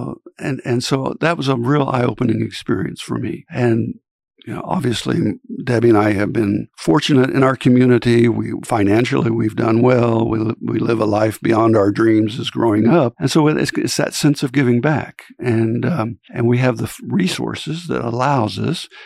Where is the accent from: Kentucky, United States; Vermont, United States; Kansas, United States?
Kansas, United States; Fort Scott; now in Manhattan, United States; I grew up in Fort Scott, Kansas